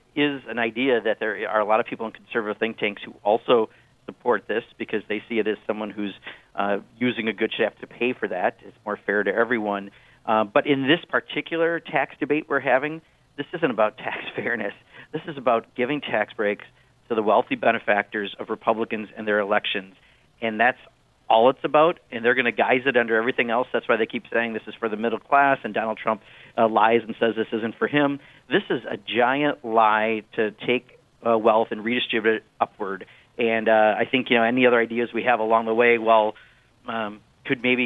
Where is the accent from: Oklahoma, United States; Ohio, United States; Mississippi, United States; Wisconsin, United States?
Wisconsin, United States; back in my home state of Wisconsin